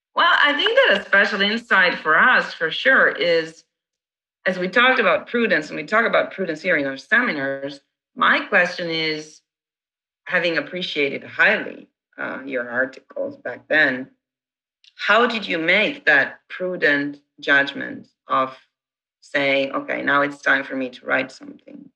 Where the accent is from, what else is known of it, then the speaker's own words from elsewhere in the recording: Italy; English is a second language; now in United States; I'm the Italian